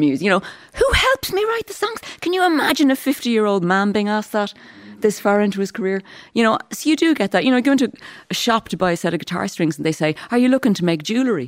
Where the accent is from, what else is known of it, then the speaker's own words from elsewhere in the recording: Dublin, Leinster, Ireland; Growing up in Cabra on the north side of Dublin